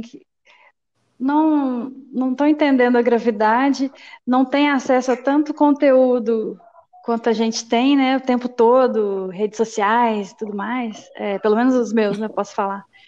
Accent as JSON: {"language": "Portuguese", "region": "Minas Gerais", "country": "Brazil", "said": "Sou mineira"}